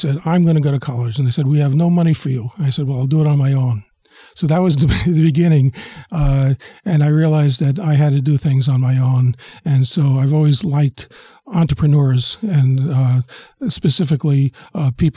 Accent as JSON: {"language": "English", "town": "New York City", "region": "New York", "country": "United States", "tie": "born or raised there", "said": "I was born in the South Bronx, and as I found out later in life, I lived six blocks away from Colin Powell, and we both lived there in 1953, 4, and 5"}